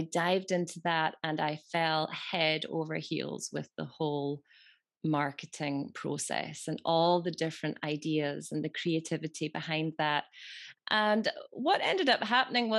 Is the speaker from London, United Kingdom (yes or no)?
no; Scotland, United Kingdom; I'm from Scotland